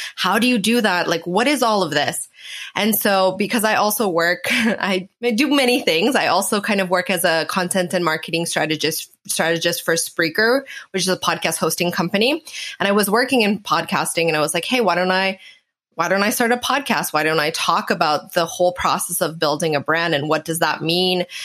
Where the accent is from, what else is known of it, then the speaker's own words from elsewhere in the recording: Canada; now in Portugal; I'm actually Canadian, but I live in Portugal.